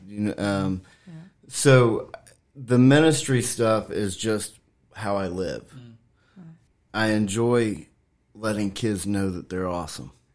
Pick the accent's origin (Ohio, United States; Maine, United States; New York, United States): Ohio, United States; Washington Court House; moved away as an adult; now in Shenandoah Valley, United States; I'm originally from Washington Courthouse, Ohio. It's a small town south of Columbus